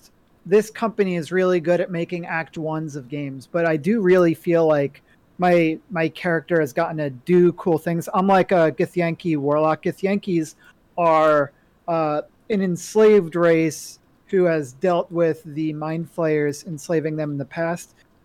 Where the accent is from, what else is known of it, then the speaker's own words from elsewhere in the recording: New York, United States; You know, I'm not a New Yorker anymore, right? Like they took that card away from me.